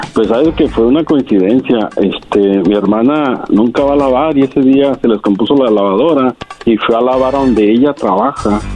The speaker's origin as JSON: {"language": "Spanish", "region": "Jalisco", "country": "Mexico", "said": "yo soy de Jalisco"}